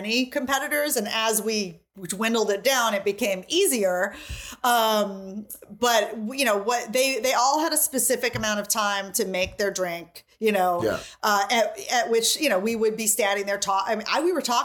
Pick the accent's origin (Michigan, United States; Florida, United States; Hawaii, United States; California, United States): Hawaii, United States; now in New York, United States; I'm from Hawaii